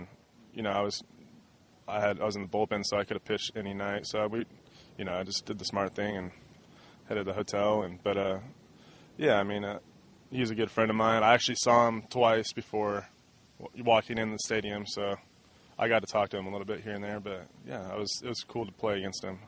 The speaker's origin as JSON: {"language": "English", "town": "Redlands", "region": "California", "country": "United States", "tie": "born or raised there", "said": "growing up in Redlands my whole life"}